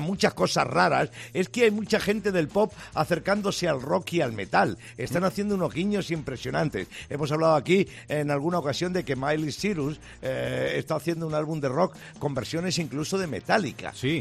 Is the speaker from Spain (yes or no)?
yes; Spain; mi país